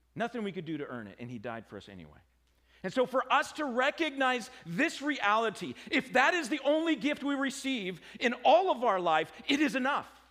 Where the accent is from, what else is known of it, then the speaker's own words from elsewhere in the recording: United States; I'm an American